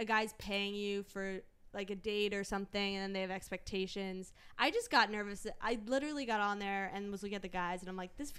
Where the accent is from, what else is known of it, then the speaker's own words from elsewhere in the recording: Chantilly, Virginia, United States; moved away; I come from Virginia, Chantilly, Virginia